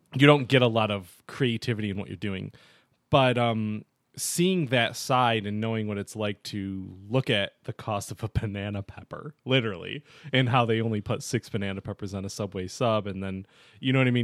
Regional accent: Olean, New York, United States; also born or lived in Buffalo, New York; now in Rochester, United States; I was just in Olean, which is where my hometown is

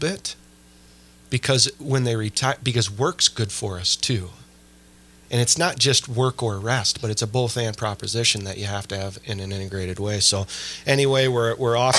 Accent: Sioux Falls, South Dakota, United States; We grew up on Prairie Avenue in Sioux Falls

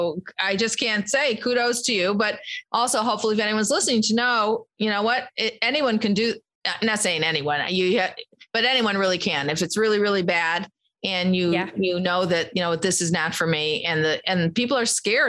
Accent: Chicago, Illinois, United States; I'm from Chicago

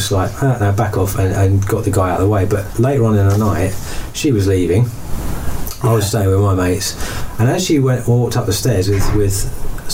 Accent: Colchester, East of England, United Kingdom; moved away as an adult; I'm originally from Colchester. I grew up there. I was left there when I was in my 30s.

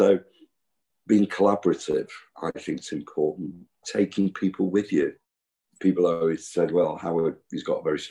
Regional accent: Manchester, North West England, United Kingdom; I grew up in Cheetham Hill

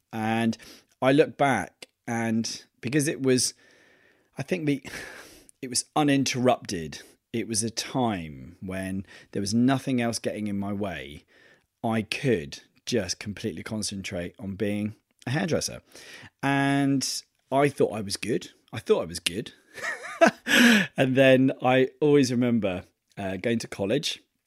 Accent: Torquay, South West England, United Kingdom; moved away; I'm going back to my hometown

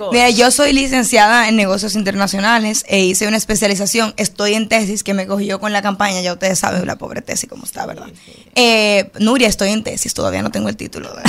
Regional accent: Alameda, Santo Domingo Oeste, Distrito Nacional, Dominican Republic; also born or lived in Buenos Aires, Argentina; Yo soy de Alameda. Yo vivo en la medida de que tengo cinco años.

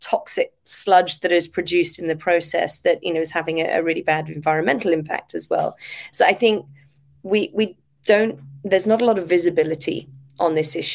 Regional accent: Devon, South West England, United Kingdom; now in Japan; Devon, which is my hometown in the UK, or my home prefecture in the UK

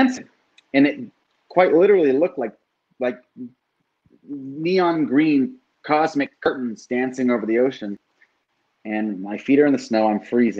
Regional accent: California, United States; from California

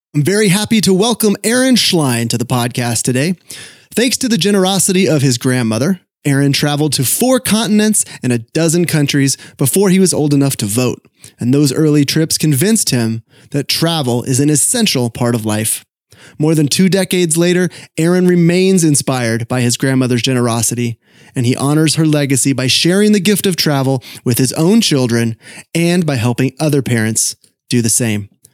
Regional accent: Sacramento, California, United States; The newspaper is the Sacramento Bee, my hometown paper

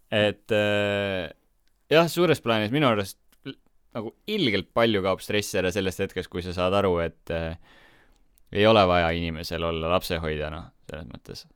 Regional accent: Estonia; me oleme kõik eestlased, me räägime sama keelt

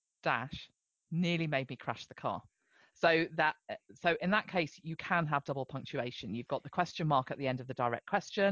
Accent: Amersham, South East England, United Kingdom; I was born in Amersham.

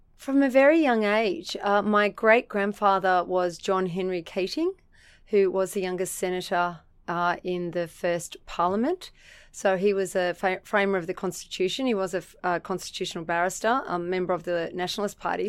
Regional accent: Central Coast, New South Wales, Australia; also born or lived in Sydney / Narrabeen / Erina; So, he got a job at Gosford, uh, Hospital, and I was raised in the suburb of Wyoming.

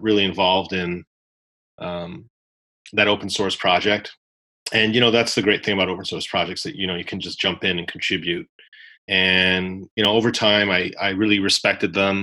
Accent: Canada; I'm Canadian.

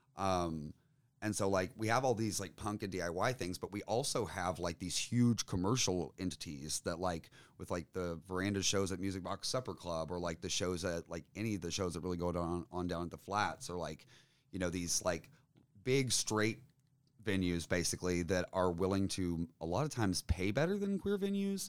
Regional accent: Tennessee, United States; being a Tennessean

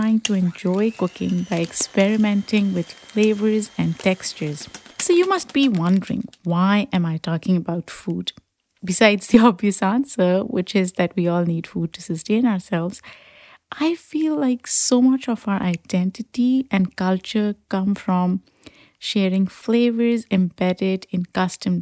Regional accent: Pakistan; moved away as an adult; now in United States; growing up in Pakistan

